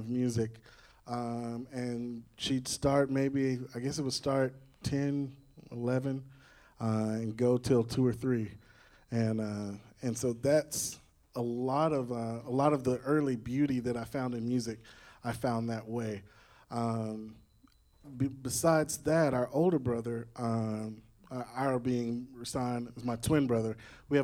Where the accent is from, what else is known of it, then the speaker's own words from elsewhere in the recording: Nashville, Tennessee, United States; So I grew up here in Nashville.